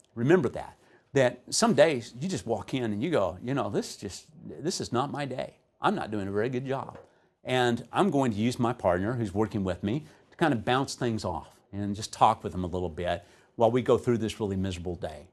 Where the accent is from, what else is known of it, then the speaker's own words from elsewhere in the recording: Texas, United States; I'm from Texas